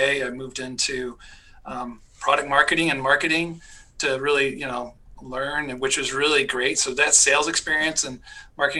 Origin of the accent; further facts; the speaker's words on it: Michigan, United States; also born or lived in Pennsylvania / North Carolina / California / Georgia; now in Minnesota, United States; I grew up in Michigan